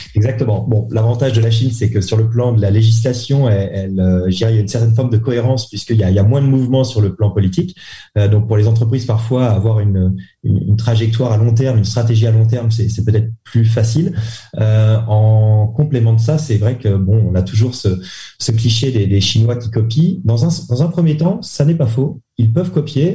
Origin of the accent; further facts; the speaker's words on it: Saint-Malo, Brittany, France; moved away as an adult; also born or lived in Lille / Paris; now in Hong Kong; je suis breton, je viens de Saint-Malo, en Ille-et-Vilaine.